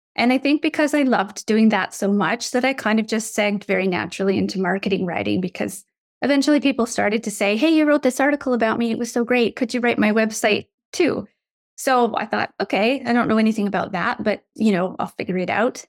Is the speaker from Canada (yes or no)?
yes; Canada; also born or lived in United States; when I was eight years old, we moved from the States where we'd been living for four years back to my childhood home that we left behind. It was in the Canadian wilderness